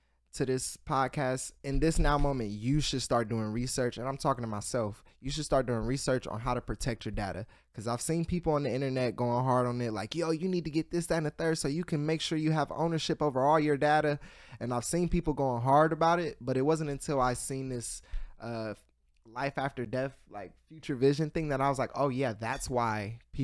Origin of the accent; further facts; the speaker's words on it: Columbus, Ohio, United States; I'm from Columbus, Ohio